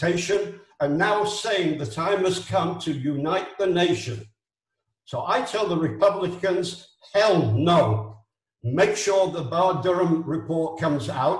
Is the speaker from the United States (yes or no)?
no; Israel; I'm from Israel. I'm not an American